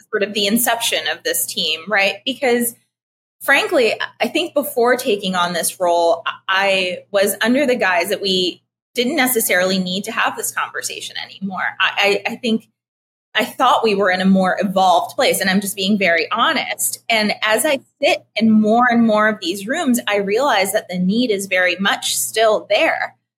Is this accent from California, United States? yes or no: no; Philadelphia, Pennsylvania, United States; moved away; also born or lived in New York / Austin / Puerto Rico; I'm Puerto Rican, uh, but uh, raised in Philadelphia, lived in New York most of my life